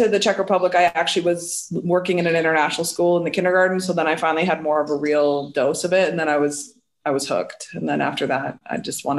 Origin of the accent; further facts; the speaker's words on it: Ottawa, Ontario, Canada; I'm from Ottawa.